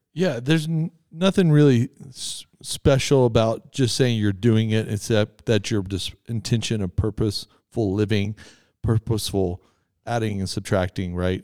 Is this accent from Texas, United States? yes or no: yes; Texas, United States; I'm from Texas